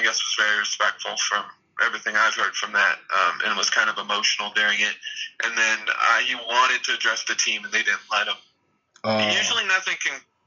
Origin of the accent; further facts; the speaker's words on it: Colorado, United States; I'm from Colorado